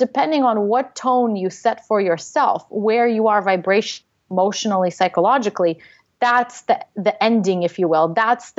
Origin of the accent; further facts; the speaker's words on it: Russia; English is a second language; moved away; I'm an immigrant. I came from Russia.